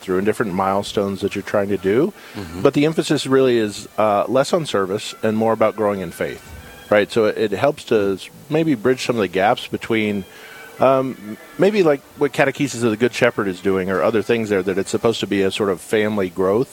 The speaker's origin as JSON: {"language": "English", "region": "South Carolina", "country": "United States", "moved": "as an adult", "lives_now": "Bismarck, United States", "said": "I'm originally from South Carolina"}